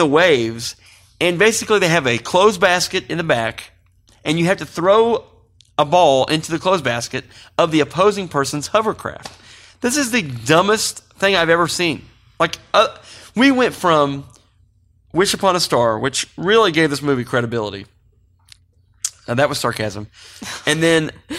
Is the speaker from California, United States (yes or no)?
yes; Mountain View, California, United States; And this is growing up in Mountain View. This is how we solved a lot of our problems, too.